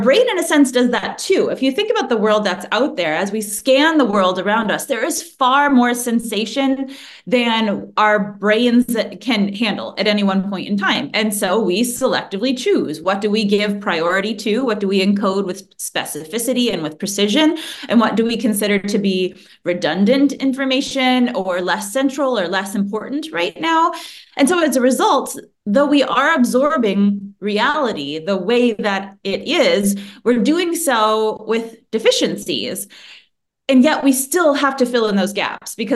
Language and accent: English; United States; I'm from the United States